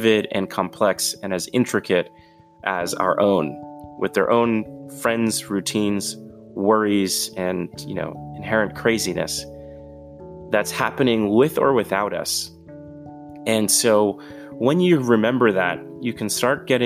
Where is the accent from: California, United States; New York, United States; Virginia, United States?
New York, United States; New York City; moved away; I'm originally from New York City, from the Bronx in particular.